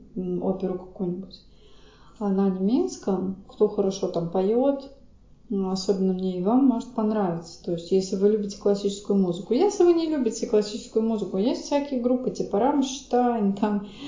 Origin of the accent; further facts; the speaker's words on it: Saint Petersburg, Russia; я просто из Санкт-Петербурга, и там учили финский